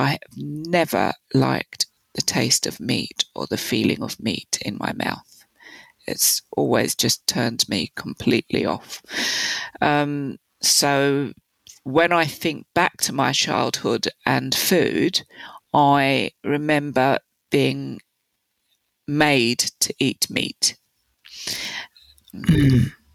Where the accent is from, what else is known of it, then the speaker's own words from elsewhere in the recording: London, United Kingdom; So I grew up in London in the 60s and 70s